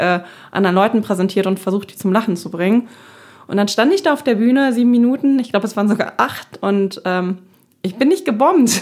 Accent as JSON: {"language": "German", "region": "Berlin", "country": "Germany", "tie": "born or raised there", "also_born_or_lived": "Wuppertal / Dortmund", "moved": "as an adult", "said": "meine Kindheit in Neukölln war nicht einfach"}